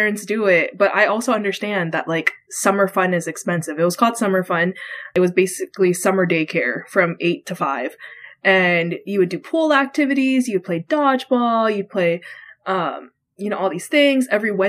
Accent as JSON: {"language": "English", "region": "Hawaii", "country": "United States", "tie": "born or raised there", "moved": "yes", "lives_now": "Texas, United States", "said": "my parents owned their own business growing up in Hawaii"}